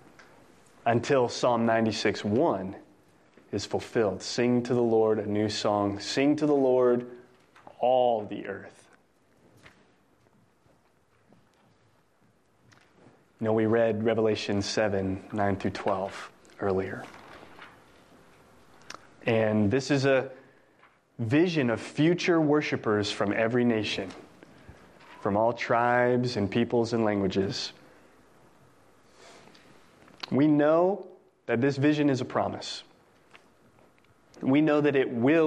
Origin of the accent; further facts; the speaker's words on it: New Mexico, United States; now in Texas, United States; I'm not from Texas either. I'm from New Mexico